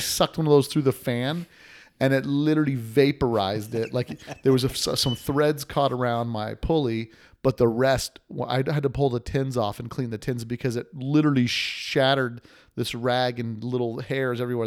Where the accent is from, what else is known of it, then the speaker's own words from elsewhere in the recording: Las Vegas, Nevada, United States; I'm from Vegas, too